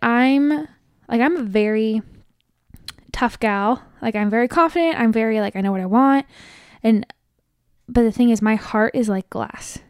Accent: Riverside County, California, United States; I grew up in Riverside County

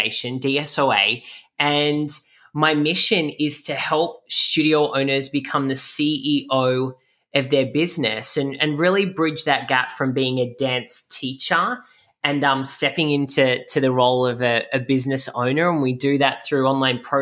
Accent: Camden, New South Wales, Australia; moved away as an adult; now in Miami, United States; I'm originally from, I grew up in Camden, which is about 50 minutes southwest of Sydney

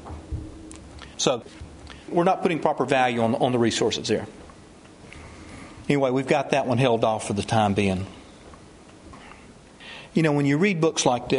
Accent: Georgia, United States; as long as I'm from Georgia

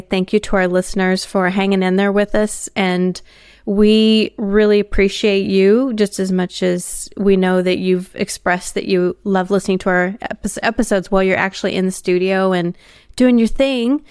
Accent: United States; now in Australia; for me as an American

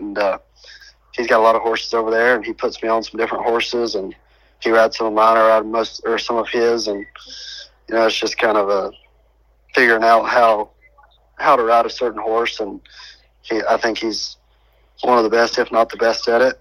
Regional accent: Statesville, North Carolina, United States; now in Huckaby, United States; growing up in North Carolina

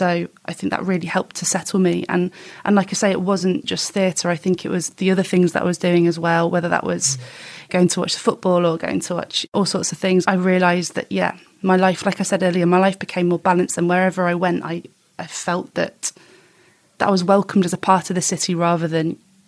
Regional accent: Staffordshire, West Midlands, United Kingdom; moved away as an adult; also born or lived in Stoke-on-Trent / London; now in Manchester, United Kingdom; I was brought up in Staffordshire, born in Stoke-on-Trent

